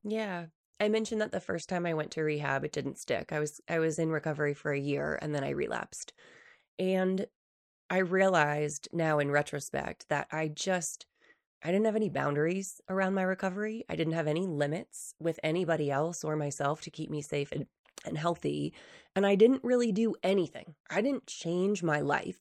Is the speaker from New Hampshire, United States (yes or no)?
yes; New Hampshire, United States; moved away as an adult; now in Utah, United States; when I first moved to Utah from New Hampshire, so I grew up in the East Coast